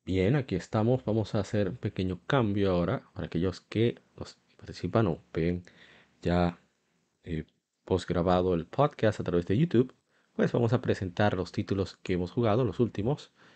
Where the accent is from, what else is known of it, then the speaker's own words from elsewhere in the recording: Santo Domingo, Distrito Nacional, Dominican Republic; Soy de República Dominicana, Santo Domingo